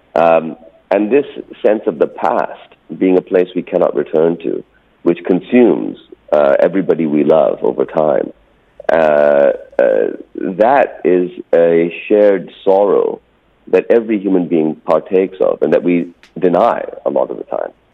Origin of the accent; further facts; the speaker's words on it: Pakistan; also born or lived in California, United States; I didn't speak a word of Urdu by the time I moved back to Pakistan in 1980.